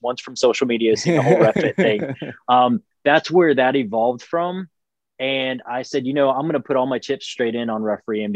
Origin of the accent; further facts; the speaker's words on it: near Charleston, South Carolina, United States; I am from the Carolinas, more specifically right outside of Charleston, South Carolina